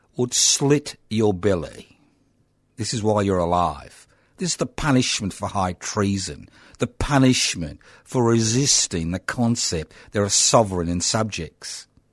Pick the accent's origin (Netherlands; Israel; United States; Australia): Australia; I was bloody born in this country over seventy years ago